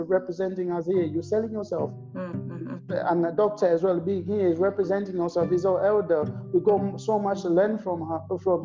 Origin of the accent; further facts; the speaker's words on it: DR Congo; moved away; I'm Congolese, I'm from Congo, the wealthiest country in the world.